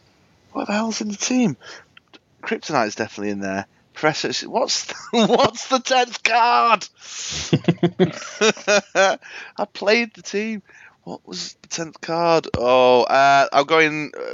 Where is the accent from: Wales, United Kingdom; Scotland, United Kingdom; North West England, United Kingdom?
North West England, United Kingdom; Manchester